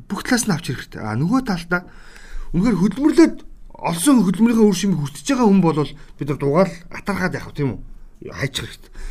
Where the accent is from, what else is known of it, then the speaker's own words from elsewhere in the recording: Bulgan, Mongolia; За би бол өөрөө булган аймгийн хүүхэд хүн. Хүн. Булган аймаг төрж өссөн.